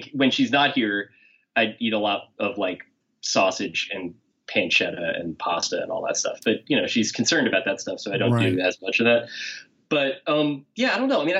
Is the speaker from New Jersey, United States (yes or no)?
yes; New Jersey, United States; my hometown in New Jersey